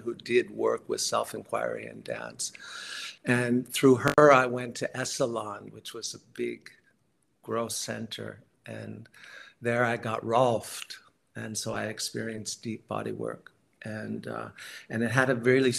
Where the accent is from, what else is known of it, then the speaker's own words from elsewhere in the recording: San Francisco, California, United States; I grew up in the Bay Area, San Francisco, Marin County